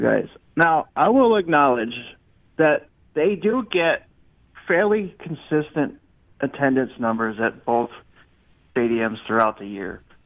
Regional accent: the East, East Coast, United States; now in Los Angeles, United States; I'm from the East, but I live in LA now

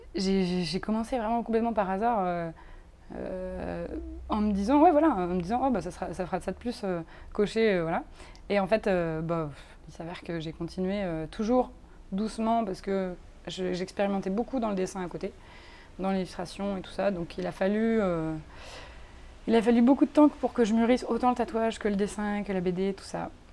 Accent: France; now in Brussels, Belgium; je suis française, mais je vis ici

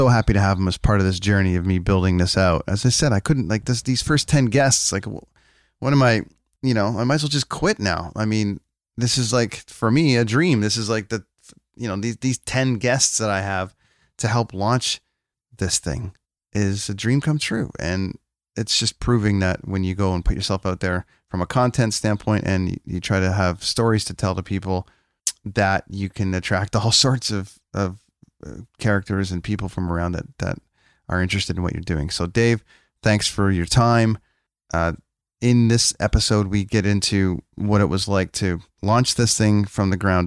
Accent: Canada; I'm a guy from Canada with a coffee podcast

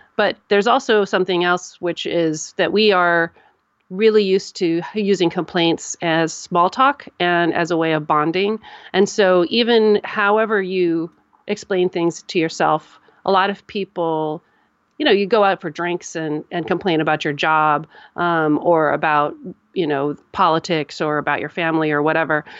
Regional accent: United States; I'm an American

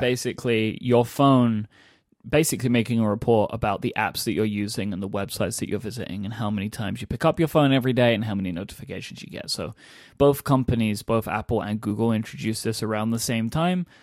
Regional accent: London, United Kingdom; I grew up in London

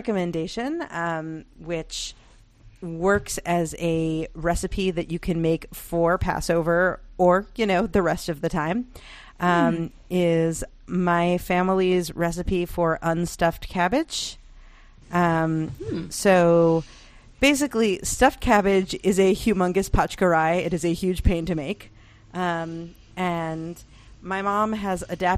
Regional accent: United States; as an American

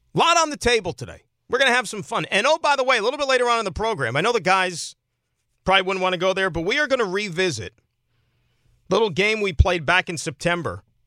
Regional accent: Saskatchewan, Canada; I'm from Saskatchewan. Born and raised.

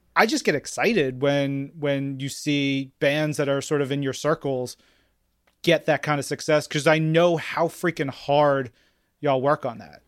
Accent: New York, United States; I come from, I grew up in New York

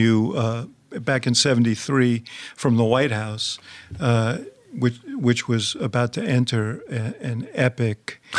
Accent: New York, United States; moved away; also born or lived in Chicago; I grew up in New York

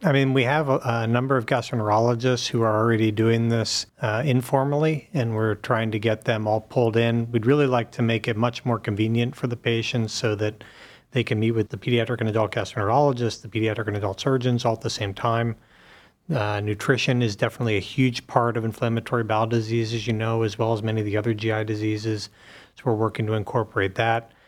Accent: Pittsburgh, Pennsylvania, United States; moved away as an adult; now in Cleveland, United States; I grew up in Pittsburgh and came to Cleveland about fifteen years ago to, uh, do residency, and have been here ever since.

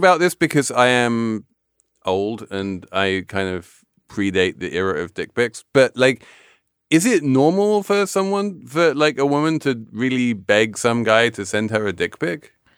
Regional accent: England, United Kingdom; I'm English

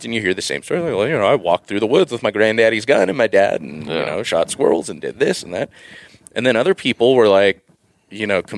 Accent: Southern California, United States; I grew up in Southern California, effectively 10 minutes from the beach

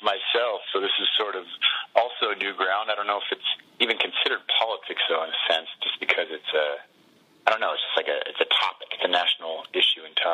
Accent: Bay Area, California, United States; we grew up in the Bay Area

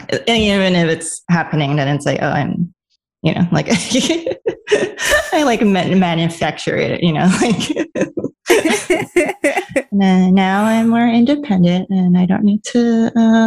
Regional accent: New York, United States; also born or lived in Los Angeles; I'm a New Yorker

